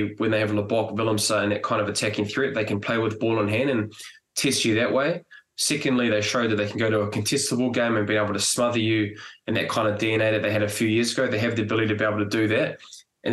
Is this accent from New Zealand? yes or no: yes; New Zealand; as a Kiwi